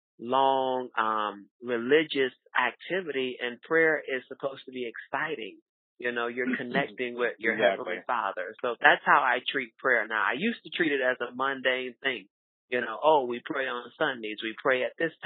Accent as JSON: {"language": "English", "town": "Fort Lauderdale", "region": "Florida", "country": "United States", "tie": "born or raised there", "moved": "as an adult", "lives_now": "Omaha, United States", "said": "my hometown is Fort Lauderdale, Florida. I lived here for about 5.5 years. Left my hometown due to my career"}